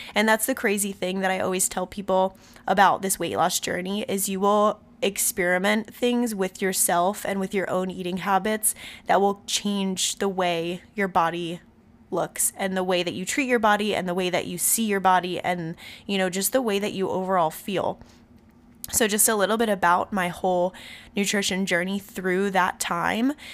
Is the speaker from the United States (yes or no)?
yes; Robbinsville, New Jersey, United States; now in Santa Barbara, United States; This is where I was born, but I was raised in Robbinsville, New Jersey. I grew up there for about thirteen years